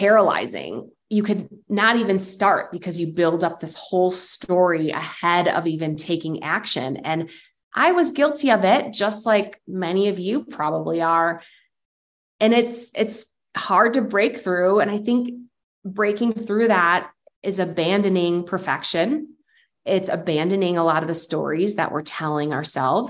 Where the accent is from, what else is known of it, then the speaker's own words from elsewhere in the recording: Lakeville, Illinois, United States; my hometown of Lakeville, Illinois